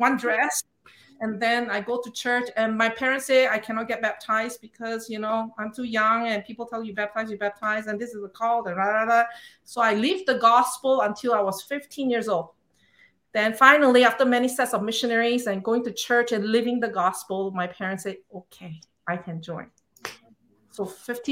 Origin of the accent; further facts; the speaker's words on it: Singapore; moved away; I was born and raised in Singapore